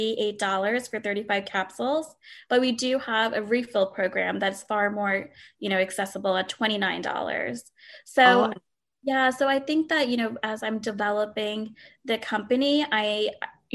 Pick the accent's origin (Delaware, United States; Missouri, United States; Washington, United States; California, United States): Delaware, United States; I grew up in Delaware